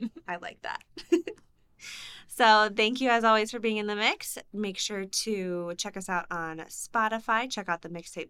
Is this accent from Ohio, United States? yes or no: yes; Ohio, United States; somebody who's born and raised in Ohio and went to college in Ohio